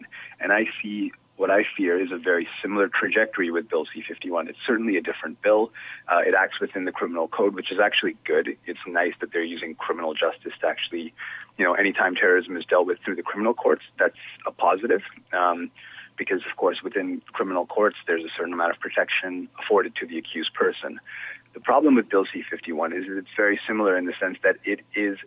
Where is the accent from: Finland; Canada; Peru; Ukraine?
Canada; as a Canadian